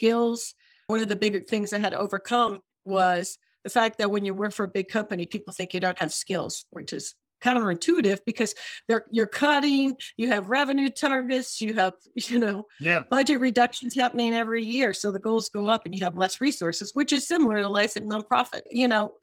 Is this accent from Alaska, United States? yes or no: no; Michigan, United States; moved away as an adult; also born or lived in London / Cambridge, Massachusetts; I grew up in Michigan